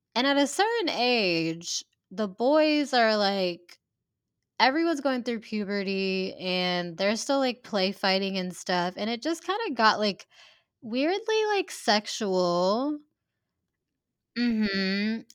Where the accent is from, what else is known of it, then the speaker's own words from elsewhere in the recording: Hoover, Alabama, United States; growing up in Hoover, where it is kind of, like, a wealthier community